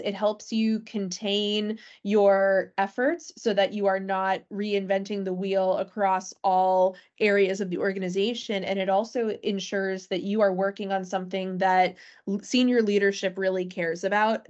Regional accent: Natick, Massachusetts, United States; my hometown, for instance, Natick, Massachusetts

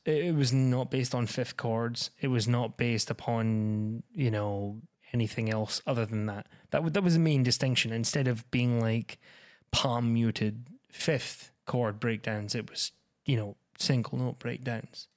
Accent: Scotland, United Kingdom; I'm that Scottish guy

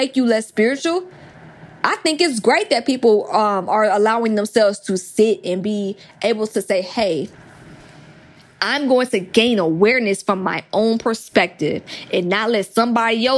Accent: Atlanta, Georgia, United States; I'm from Atlanta

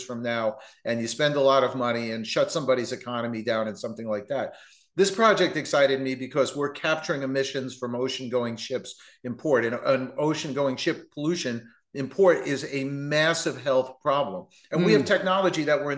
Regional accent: New Jersey, United States; moved away; I'm a Yankee from New Jersey. You know, I grew up born, bred, raised my five kids in New Jersey

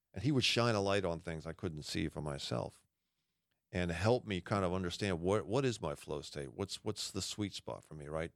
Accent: Massachusetts, United States; I'm a masshole. I grew up in Massachusetts

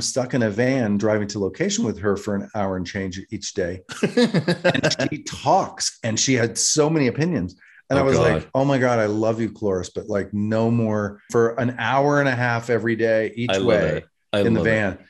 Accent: North Carolina, United States; I'm from North Carolina.

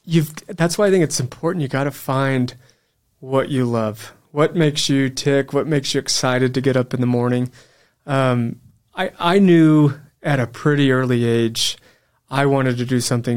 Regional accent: Amarillo, Texas, United States; moved away as an adult; Amarillo, Texas.

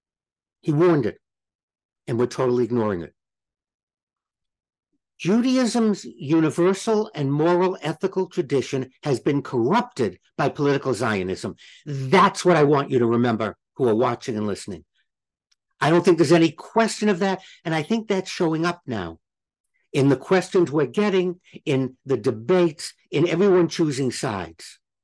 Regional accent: United States; We're American citizens. Our religion is Judaism.

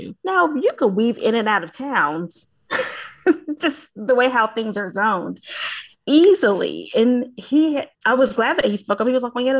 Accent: the South, United States; accent: Southern; So I'm from the South, for the listeners, if they aren't able to hear the accent, but I'm from the South, y'all.

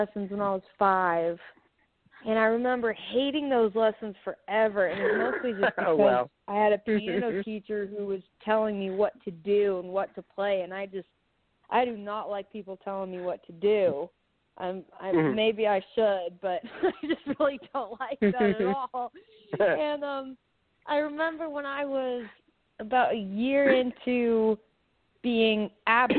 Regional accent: Dallas, Texas, United States; also born or lived in San Antonio, Texas; Born in San Antonio and then raised in Dallas

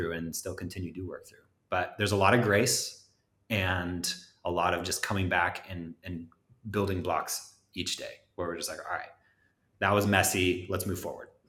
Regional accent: Los Angeles, California, United States; I'm from Los Angeles

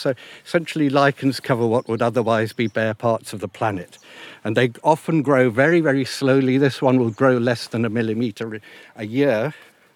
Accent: United Kingdom; also born or lived in Africa; I was born in Africa, but I came to Britain when I was nearly 8 years old

